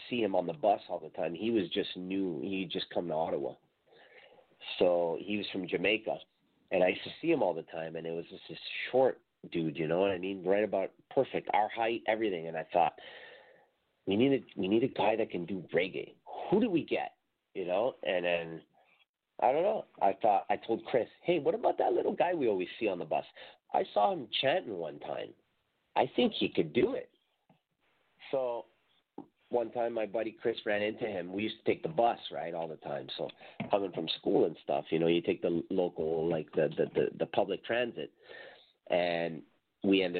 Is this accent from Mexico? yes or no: yes; Mexico; now in Canada; I was from Mexico, and, you know, at the time I'd only been in Canada like 4 years